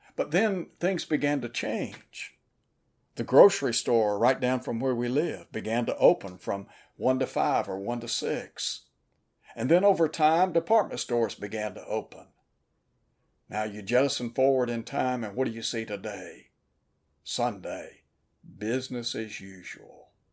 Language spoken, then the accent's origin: English; Chattanooga, Tennessee, United States; When I was a young fella growing up in Chattanooga, Tennessee